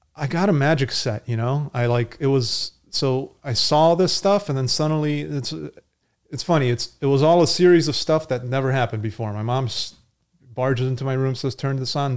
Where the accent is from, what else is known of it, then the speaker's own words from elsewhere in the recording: Connecticut, United States; I grew up in Connecticut